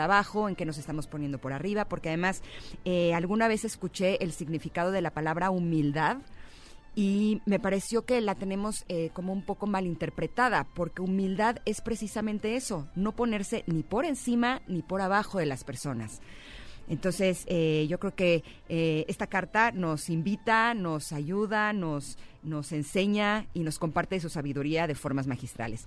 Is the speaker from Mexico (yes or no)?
yes; Mexico; soy mexicana